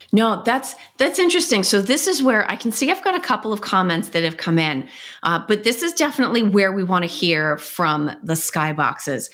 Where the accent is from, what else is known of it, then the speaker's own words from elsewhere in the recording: United States; I'm too American